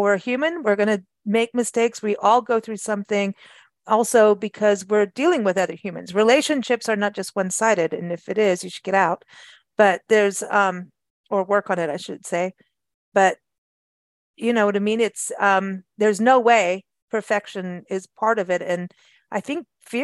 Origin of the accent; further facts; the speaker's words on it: South Africa; moved away as an adult; also born or lived in England / Michigan; we grew up in South Africa together